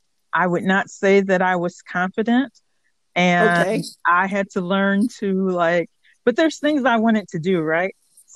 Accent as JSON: {"language": "English", "town": "Chicago", "region": "Illinois", "country": "United States", "tie": "born or raised there", "moved": "as an adult", "lives_now": "Baltimore, United States", "said": "I was born in Baltimore, but I lived most of my life in Chicago and went to college there"}